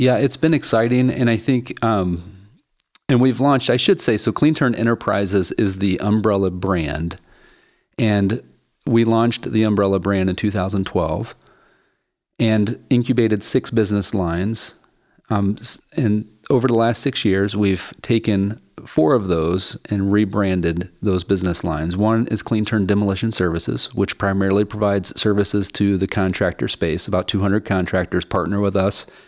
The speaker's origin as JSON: {"language": "English", "region": "West Virginia", "country": "United States", "tie": "born or raised there", "also_born_or_lived": "Chicago", "moved": "as an adult", "said": "I grew up in Appalachia poverty in West Virginia"}